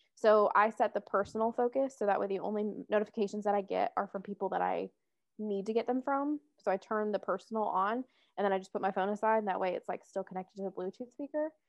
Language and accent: English; Atlanta, Georgia, United States; moved away as an adult; now in Providence, United States; I was born and raised in Metro Atlanta